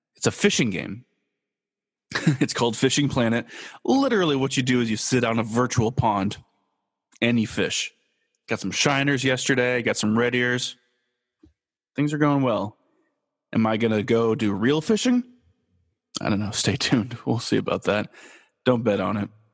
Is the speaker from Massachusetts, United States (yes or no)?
no; Los Angeles, California, United States; moved away as an adult; also born or lived in Kansas; I am born and raised in Los Angeles